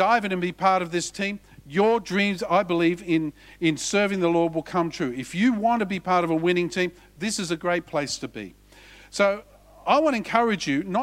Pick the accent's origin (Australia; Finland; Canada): Australia; He said, where are you from? I said, Australia.